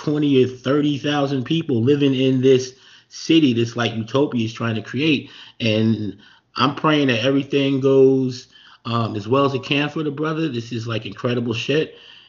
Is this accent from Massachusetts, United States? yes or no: no; Montclair, New Jersey, United States; I'm from Montclair. Montclair is about twice the size of what Akon's doing. And it's a pretty big town.